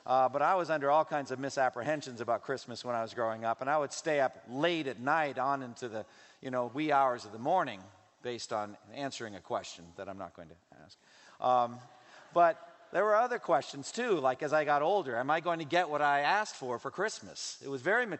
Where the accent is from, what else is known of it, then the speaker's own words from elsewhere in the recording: United States; as American readers